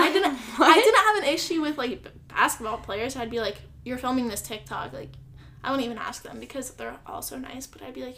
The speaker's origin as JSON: {"language": "English", "region": "Iowa", "country": "United States", "moved": "as an adult", "lives_now": "Cincinnati, United States", "said": "I'm from Iowa."}